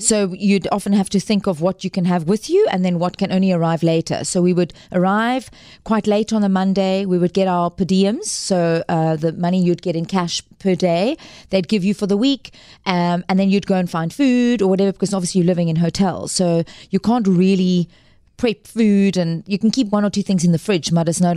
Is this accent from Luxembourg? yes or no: no; Cape Town, Western Cape, South Africa; also born or lived in Johannesburg; originally from Cape Town and born and bred Capetonian